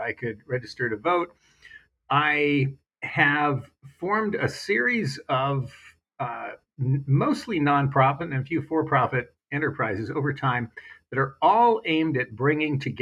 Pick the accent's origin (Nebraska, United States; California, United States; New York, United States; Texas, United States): California, United States; Silicon Valley; I was growing up in Silicon Valley.